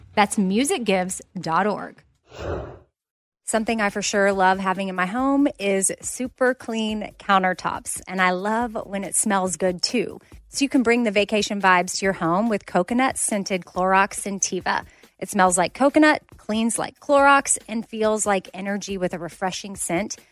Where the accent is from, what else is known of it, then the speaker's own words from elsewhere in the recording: Austin, Texas, United States; now in Nashville, United States; Austin, which is my hometown